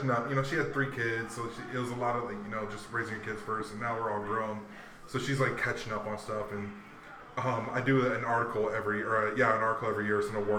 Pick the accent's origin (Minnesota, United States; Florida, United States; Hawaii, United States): Hawaii, United States; I grew up in Hawaii around surfers and skaters. I played basketball growing up. I grew up on military bases.